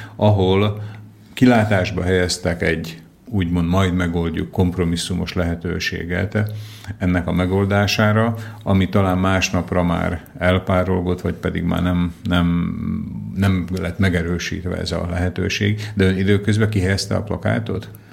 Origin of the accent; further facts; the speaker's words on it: Slovakia; szlovákia magyar vagyok én is